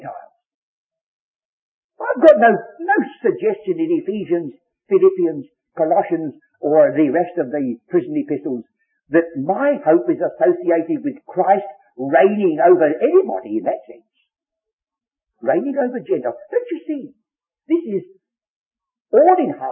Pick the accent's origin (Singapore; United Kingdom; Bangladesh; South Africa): United Kingdom; England; I'm English by birth